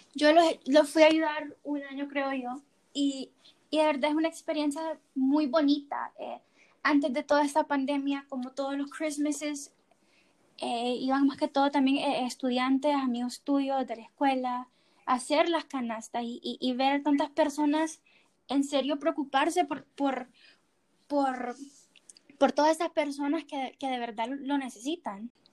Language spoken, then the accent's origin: Spanish; Honduras; nosotros como hondureños